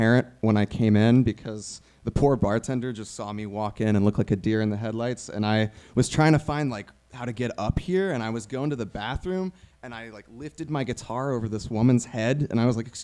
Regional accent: Raleigh, North Carolina, United States; moved away; I'm from Raleigh, North Carolina

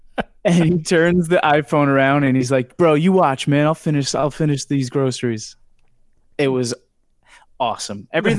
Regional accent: New York, United States; Well, I'm a New Yorker.

